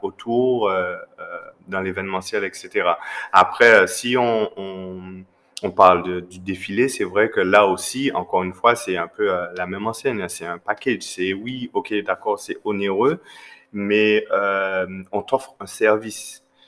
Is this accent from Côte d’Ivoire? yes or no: no; Guadeloupe; chez nous en Guadeloupe